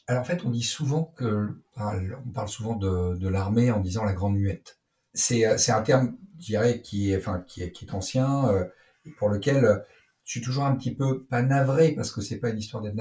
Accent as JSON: {"language": "French", "region": "Brittany", "country": "France", "tie": "born or raised there", "said": "je suis donc je suis né en Bretagne. J'ai passé une bonne partie de, ma jeunesse en Bretagne"}